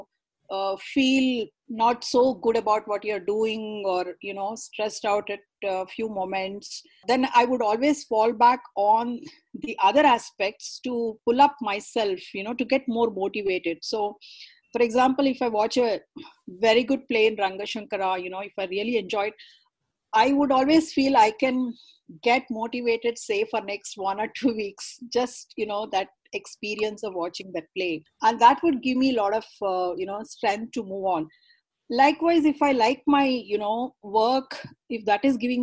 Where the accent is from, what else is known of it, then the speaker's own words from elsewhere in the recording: Karnataka, India; first language Kannada; English is a second language; I'm a South Indian girl, born and brought up in Karnataka, speaking Kannada as a mother tongue.